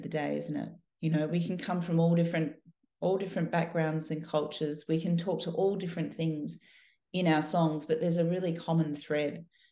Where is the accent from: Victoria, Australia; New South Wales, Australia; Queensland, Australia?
Victoria, Australia; Melbourne; I was born and raised here in Melbourne. I've lived most of my life in Australia.